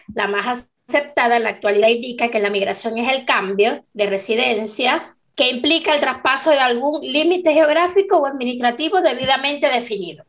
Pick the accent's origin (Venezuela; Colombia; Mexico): Venezuela; moved away as an adult; now in Chile; yo cuando salí de Venezuela